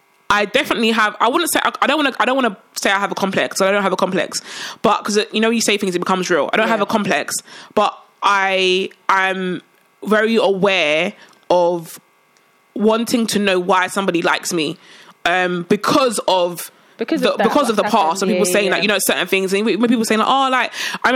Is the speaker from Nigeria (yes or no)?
yes; Nigeria; I'm Nigerian. I'm not saying I'm Nigerian. I'm Nigerian. Both my parents are Nigerian.